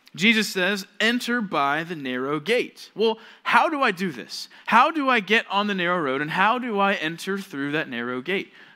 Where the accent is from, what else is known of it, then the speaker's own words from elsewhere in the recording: Georgia, United States; moved away as an adult; now in California, United States; I'm from Georgia